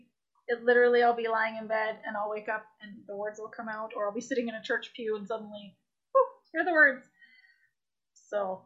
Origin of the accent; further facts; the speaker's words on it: Toronto, Ontario, Canada; I grew up in Toronto area, Scarborough, Oshawa area